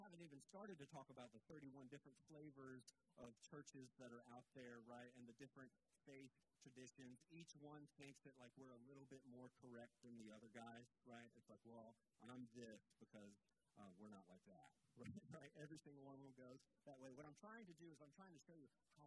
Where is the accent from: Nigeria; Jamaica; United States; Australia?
United States; Georgia; now in Pensacola, United States; I grew up in Georgia